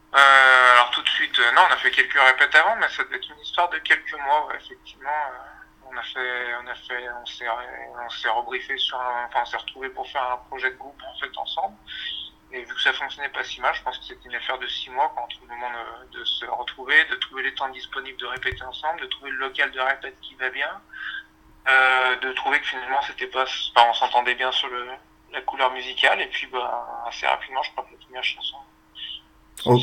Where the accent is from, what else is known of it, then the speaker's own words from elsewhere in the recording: Chambéry, Auvergne-Rhône-Alpes, France; On vient de Chambéry, en Savoie